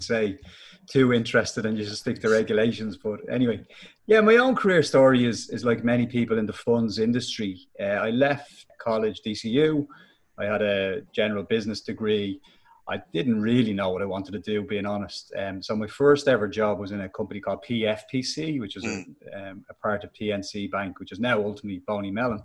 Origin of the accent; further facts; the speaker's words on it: Dublin, Leinster, Ireland; accent: Finglas; I was born in Finglas